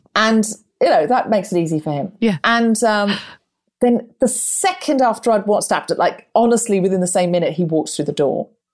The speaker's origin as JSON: {"language": "English", "region": "Queensland", "country": "Australia", "tie": "born or raised there", "also_born_or_lived": "Redcliffe, Brisbane", "moved": "yes", "said": "I grew up in Queensland"}